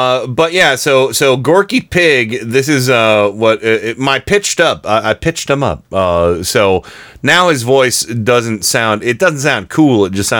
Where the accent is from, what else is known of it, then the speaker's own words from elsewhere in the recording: United States; although I think footballs are soccer balls because I'm so American.